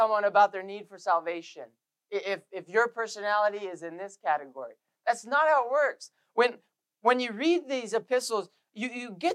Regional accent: Canada; we're Canadian

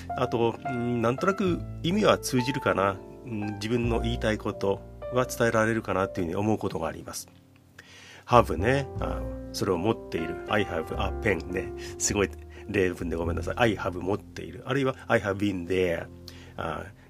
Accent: Japan; first language Japanese; 日本に生まれて日本語をずっと生まれて

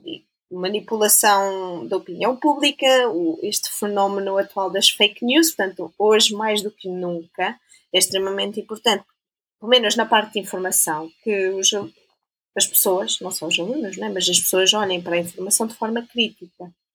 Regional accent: Portugal; moved away as an adult; now in Switzerland; ser portuguesa faz parte daquilo que eu sou

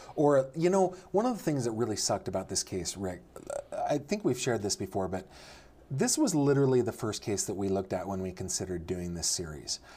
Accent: Sacramento Valley, rural suburb of Sacramento, California, United States; I was raised in the Sacramento Valley, uh, in, in a rural suburb of Sacramento

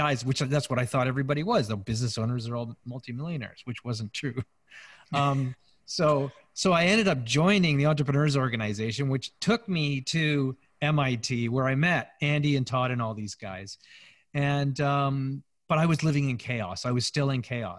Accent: Canada; We're Canadian surfers

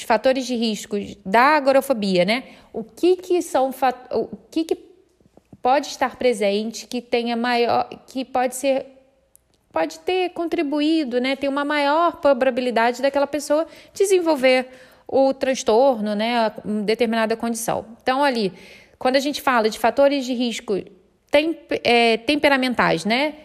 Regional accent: Rio de Janeiro, Brazil; Eu sou do Rio de Janeiro

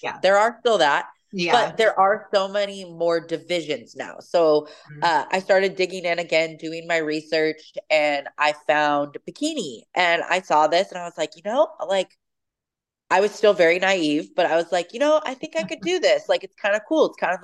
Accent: Puyallup, Washington, United States; grew up in Puyallup. So from born and raised in Washington

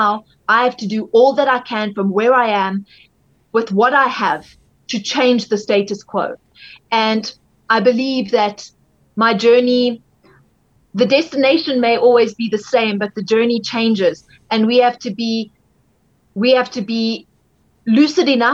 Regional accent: South Africa; as a South African

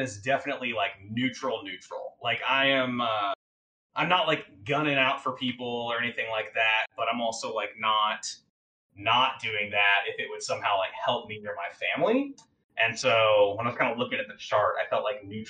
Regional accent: Houston, Texas, United States; I'm also from Texas. I grew up in Houston

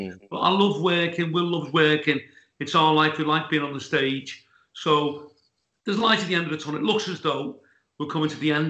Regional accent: Liverpool, North West England, United Kingdom; It was great growing up in Liverpool.

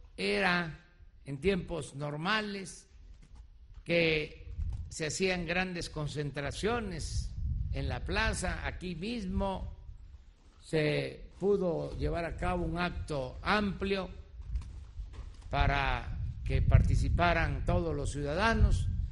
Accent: Mexico; Es lo que somos los mexicanos

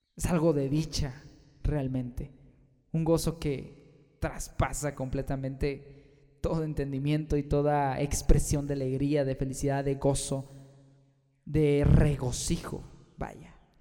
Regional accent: Mexico; Aquí en mi país, México

